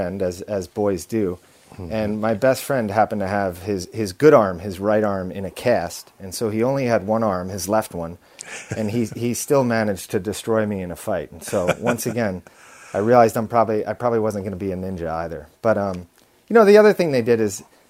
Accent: Long Island, New York, United States; I was born on Long Island, a short train ride from New York City.

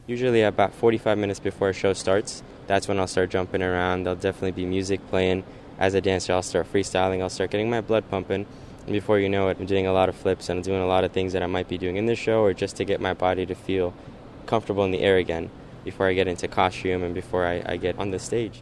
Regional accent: Northern Virginia, United States; moved away as an adult; also born or lived in Dubai / Alexandria / Falls Church / Annandale; now in Los Angeles, United States; moved to D.C. when I was nine, and grew up there up until I was 22

